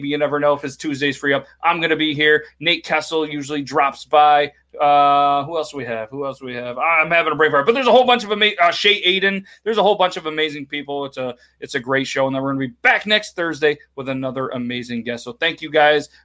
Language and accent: English; northern New York, United States; East Coast. We're from New York.